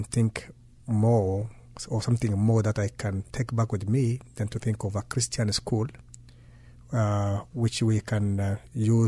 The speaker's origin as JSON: {"language": "English", "region": "Marsabit County", "country": "Kenya", "tie": "born or raised there", "said": "I grew up in a remote village right on the Kenya-Ethiopia border"}